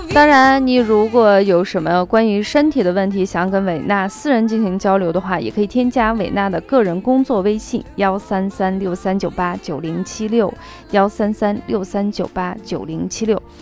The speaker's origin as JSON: {"language": "Chinese", "town": "Xi'an", "region": "Shaanxi", "country": "China", "tie": "born or raised there", "said": "我是出生在陕西西安的"}